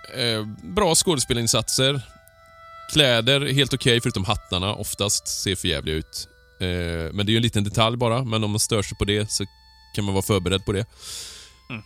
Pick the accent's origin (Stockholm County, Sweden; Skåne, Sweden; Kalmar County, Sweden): Kalmar County, Sweden; moved away; also born or lived in Småland; På Öland, där vi är ifrån alla tre